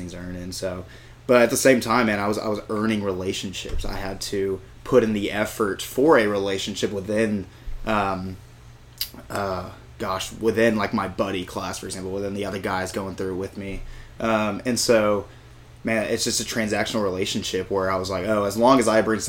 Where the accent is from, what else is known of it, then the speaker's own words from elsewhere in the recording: San Antonio, Texas, United States; I'm from San Antonio